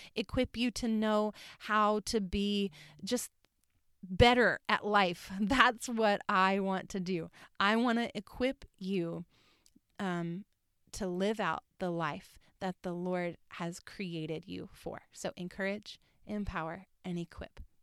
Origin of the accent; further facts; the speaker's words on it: North Carolina, United States; moved away as an adult; also born or lived in Orlando; I was born and raised in North Carolina.